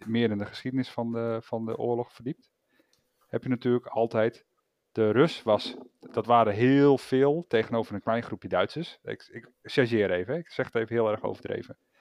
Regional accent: Netherlands; zijn we Nederlanders.

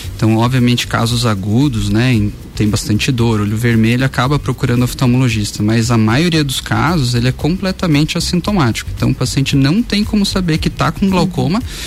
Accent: Curitiba, Paraná, Brazil; moved away as an adult; now in Lages, Brazil; eu sou lá de Curitiba

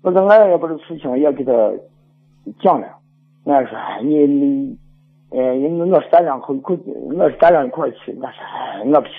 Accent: Shaanxi, China; accent: Shaanxi dialect; 呃，我在讲陕西话，我不爱讲普通话，也讲不了普通话。

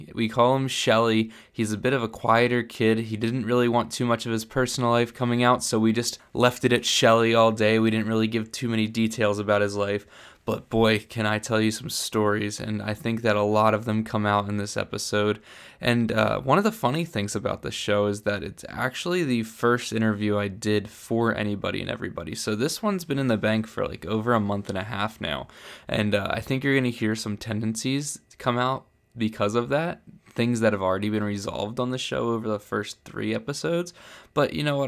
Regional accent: Philadelphia, Pennsylvania, United States; moved away; also born or lived in New Jersey; I grew up right outside of Philadelphia

